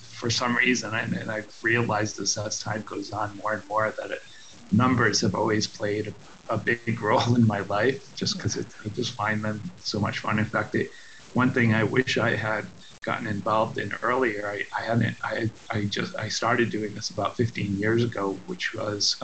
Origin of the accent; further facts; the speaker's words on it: Rhode Island, United States; moved away as an adult; also born or lived in Hanover, New Hampshire; now in La Jolla, United States; I'm originally from Rhode Island, Kentucky, Rhode Island on the East Coast, and I've went to Tolman High School